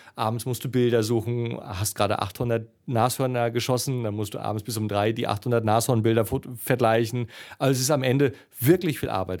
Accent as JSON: {"language": "German", "region": "East Germany", "country": "Germany", "said": "ich bin ja Ossi"}